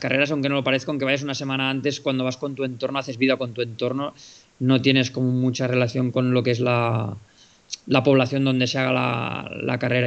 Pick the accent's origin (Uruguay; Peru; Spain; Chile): Spain; estoy siendo español